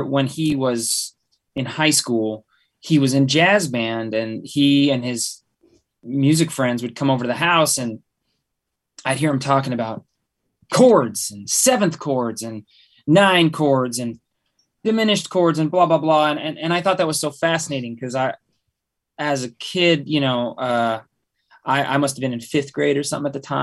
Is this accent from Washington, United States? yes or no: yes; Bellingham, Washington, United States; Bear and I grew up in Bellingham, Washington